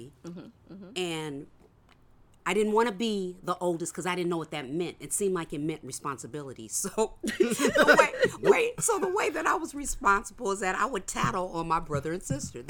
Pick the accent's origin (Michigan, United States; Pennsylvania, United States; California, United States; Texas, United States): California, United States; Oakland; also born or lived in Nashville, Tennessee; I grew up in East Oakland, California. Went to schools in East Oakland.